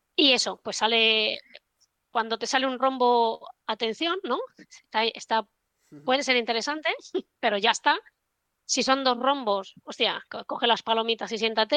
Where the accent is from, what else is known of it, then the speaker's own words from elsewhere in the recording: Barcelona, Catalonia, Spain; moved away as an adult; also born or lived in London; yo estudié en Barcelona, yo soy de Barcelona